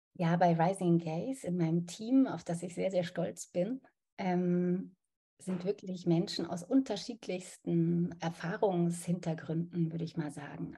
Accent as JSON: {"language": "German", "town": "Munich", "region": "Bavaria", "country": "Germany", "tie": "born or raised there", "moved": "yes", "lives_now": "Berlin, Germany", "said": "Ich bin ja in München aufgewachsen"}